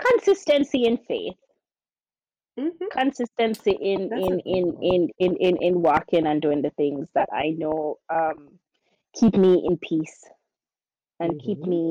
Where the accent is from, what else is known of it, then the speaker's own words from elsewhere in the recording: Jamaica; we're both Jamaican mothers